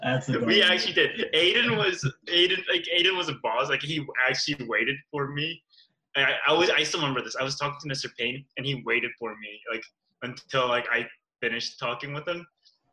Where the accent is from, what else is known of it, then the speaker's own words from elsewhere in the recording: South Korea; also born or lived in New Brunswick, Canada; now in Kingston, Canada; Yeah, I was from Korea, moved to New Brunswick.